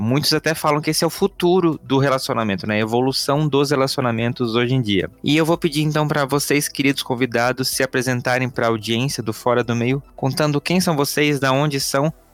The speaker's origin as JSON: {"language": "Portuguese", "region": "Santa Catarina", "country": "Brazil", "moved": "yes", "lives_now": "São Paulo, Brazil", "said": "eu sou de Santa Catarina"}